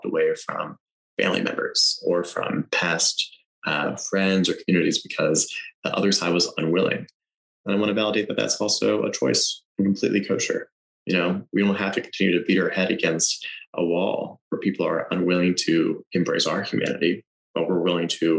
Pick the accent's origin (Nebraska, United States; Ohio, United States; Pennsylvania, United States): Pennsylvania, United States; moved away; I go back to my home state in Pennsylvania